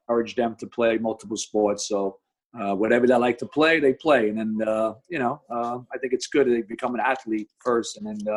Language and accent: English; New York City, New York, United States; I grew up in Brooklyn, New York, you know, playing the playgrounds in the Marine Park area where everybody plays